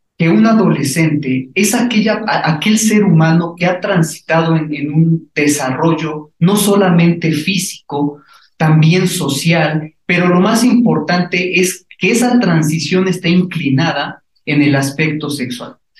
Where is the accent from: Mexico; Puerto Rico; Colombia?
Mexico; Puebla; nosotros como poblanos